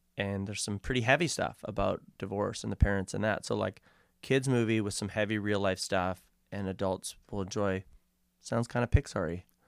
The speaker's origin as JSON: {"language": "English", "town": "Vancouver", "region": "British Columbia", "country": "Canada", "tie": "born or raised there", "said": "we grew up in Kits"}